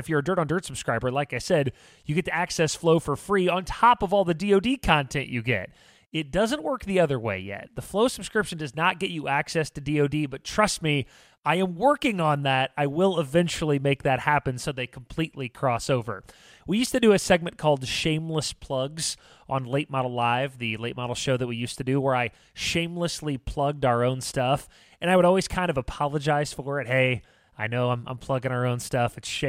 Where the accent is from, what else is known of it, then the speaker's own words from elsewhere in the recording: Illinois, United States; my home state of Illinois